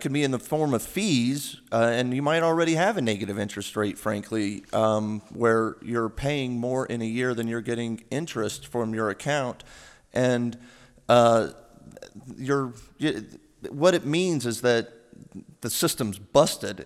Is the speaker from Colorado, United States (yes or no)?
no; New Mexico, United States; moved away as an adult; also born or lived in New York; I'm originally from New Mexico, and I started off serving coffee at a Starbucks when I moved to New York with a one-way ticket when I graduated college